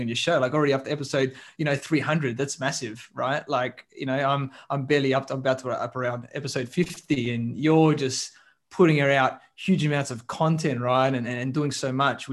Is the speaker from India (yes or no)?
no; Adelaide, South Australia, Australia; moved away; I grew up in Adelaide, in the smaller place in Australia, South Australia there.